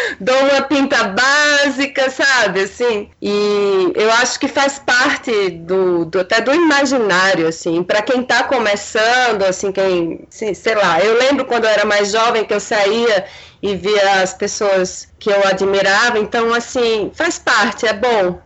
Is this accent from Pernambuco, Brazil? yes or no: yes; Olinda, Pernambuco, Brazil; moved away as an adult; also born or lived in Recife / Janga, Paulista; now in São Paulo, Brazil; Eu sou recifense, certo? Mas eu sempre morei em Olinda, na Cidade Alta